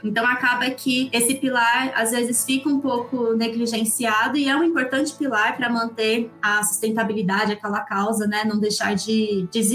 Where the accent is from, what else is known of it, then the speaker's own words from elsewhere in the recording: Campinas, São Paulo, Brazil; Eu sou de Campinas